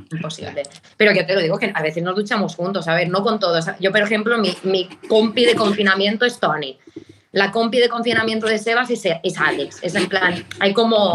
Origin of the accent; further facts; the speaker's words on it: Mallorca, Balearic Islands, Spain; moved away as an adult; now in Barcelona, Spain; somos de Mallorca